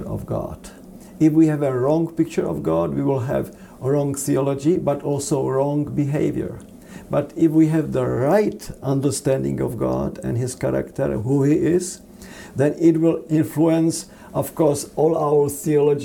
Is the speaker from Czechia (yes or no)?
yes; Czechia; now in United States; I am European and I consider myself like a world citizen, even though I was born in the Czech Republic